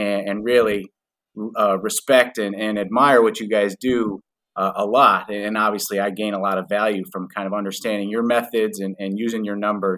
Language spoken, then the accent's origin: English; Detroit, Michigan, United States; I grew up in Metro Detroit, grew up a Michigan fan